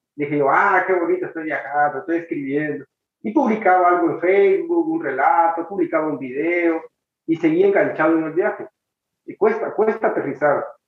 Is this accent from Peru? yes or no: no; El Salvador; moved away; un vuelo de regreso para El Salvador